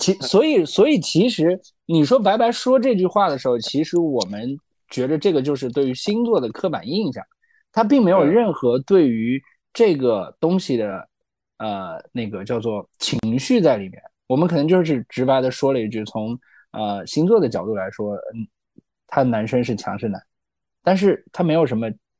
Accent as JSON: {"language": "Chinese", "country": "China", "said": "其实我们都是中国人嘛"}